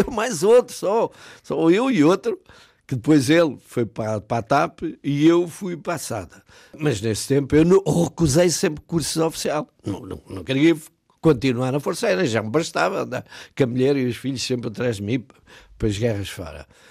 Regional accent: Alverca do Ribatejo, Lisbon, Portugal; moved away as an adult; a minha terra é a Alverca de Ribatejo

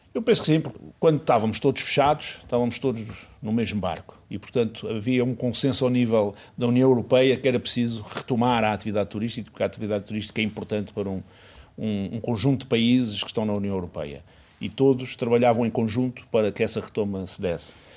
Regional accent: Portugal; nós portugueses

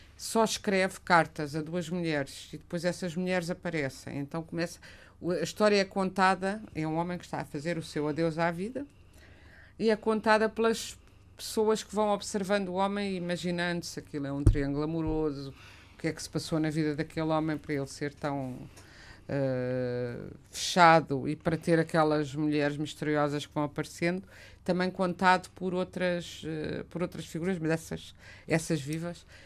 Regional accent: Portugal; quando eu era criança em Portugal

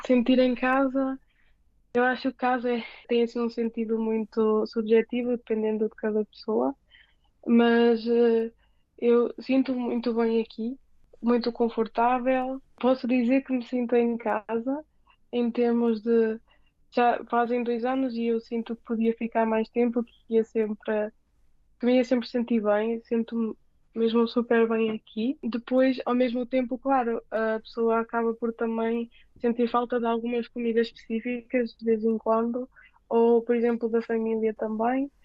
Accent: Portugal; moved away as an adult; now in Seoul, South Korea; sou de Portugal

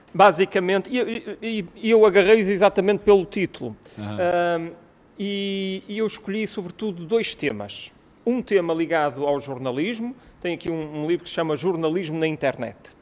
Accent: Porto, Norte, Portugal; eu sou do Porto

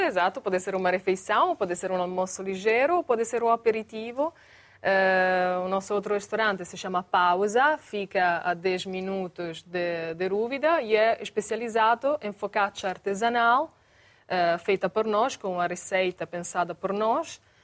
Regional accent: Bologna, Emilia-Romagna, Italy; Portuguese is a second language; now in Portugal; eu sou de Bologna

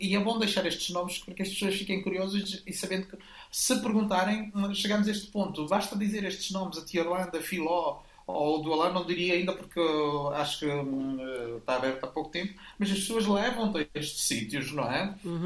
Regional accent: Mozambique; also born or lived in Lisbon, Portugal; now in Porto, Portugal; mas eu sou de Moçambique.

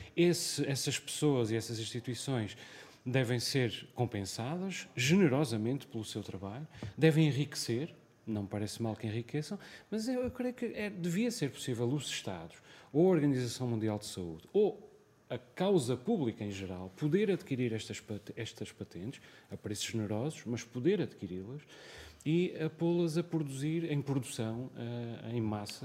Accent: Azores, Portugal; also born or lived in Lisbon; como açoriano

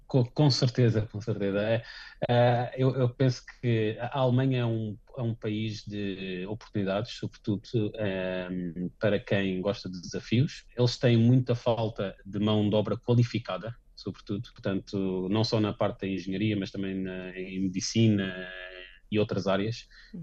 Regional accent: Portugal; moved away as an adult; also born or lived in Varese, Italy / Stuttgart, Germany; now in Rothenburg ob der Tauber, Germany; sendo português

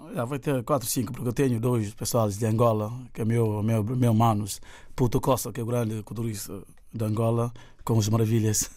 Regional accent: Guinea-Bissau; o que está a passar na minha terra, que é para mim a melhor terra do mundo, Guiné-Bissau

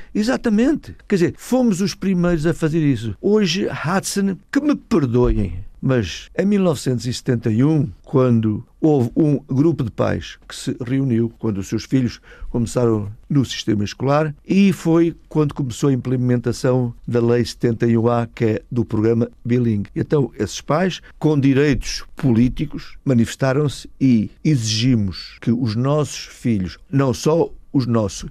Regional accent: Portugal; born or raised there; now in Massachusetts, United States

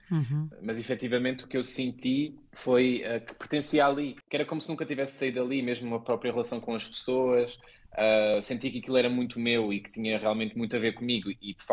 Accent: Portugal; moved away as an adult; also born or lived in South Africa; now in Luxembourg; apesar de eu ter passado a minha vida toda ou praticamente toda em Portugal.

